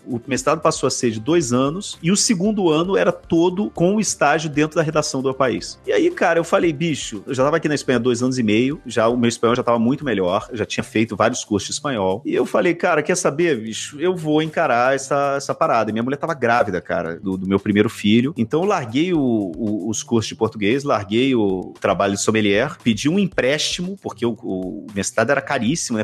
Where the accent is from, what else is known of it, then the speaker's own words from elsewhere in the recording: Rio de Janeiro, Brazil; moved away as an adult; also born or lived in interior of Minas Gerais, Brazil; now in Madrid, Spain; Eu, eu nasci no Rio de Janeiro, passei a minha infância no Rio até uns 10 anos. E aí depois meu pai se aposentou, a gente foi morar no interior de Minas. Eu fiquei no interior de Minas dos 10, 18 anos mais ou menos